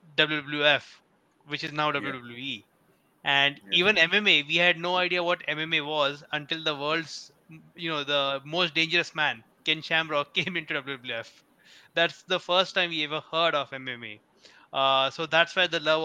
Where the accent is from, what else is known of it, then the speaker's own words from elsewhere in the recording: Mumbai, Maharashtra, India; moved away; I grew up in Bombay